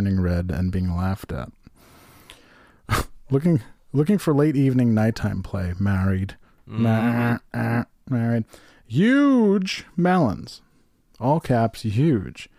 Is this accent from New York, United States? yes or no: yes; Glens Falls, New York, United States; in Glens Falls, my hometown